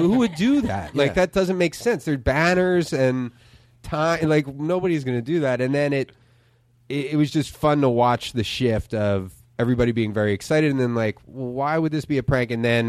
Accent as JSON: {"language": "English", "town": "Philadelphia", "region": "Pennsylvania", "country": "United States", "tie": "born or raised there", "said": "Tacony, Mayfair."}